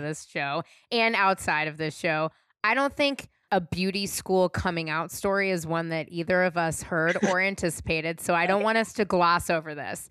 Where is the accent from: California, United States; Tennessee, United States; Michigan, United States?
California, United States; I'm born and raised in California